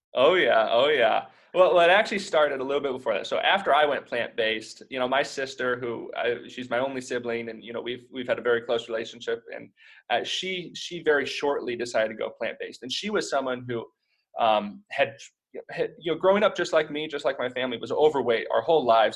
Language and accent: English; Indiana, United States; moved away as an adult; also born or lived in Nebraska; we're actually both from Indiana